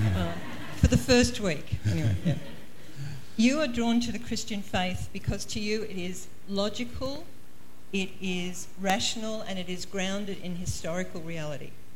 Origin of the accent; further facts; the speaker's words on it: Queensland, Australia; also born or lived in Toowoomba, Queensland; we're from Queensland, we live uh, uh in a place called the Redcliffe Peninsula, but we used to live in a town called Toowoomba.